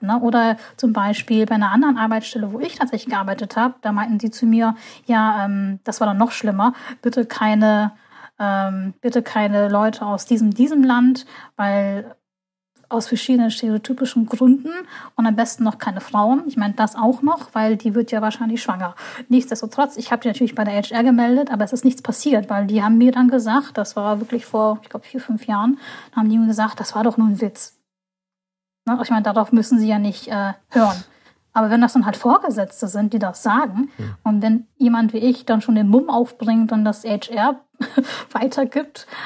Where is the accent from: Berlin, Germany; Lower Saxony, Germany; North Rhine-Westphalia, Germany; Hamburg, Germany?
Hamburg, Germany; in Hamburg, meine Heimatstadt